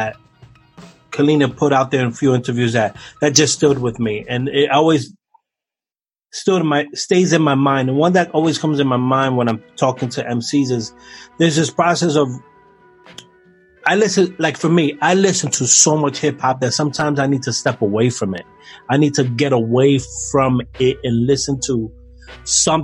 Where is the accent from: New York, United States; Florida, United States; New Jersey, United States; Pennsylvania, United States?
New York, United States; Me growing up in New York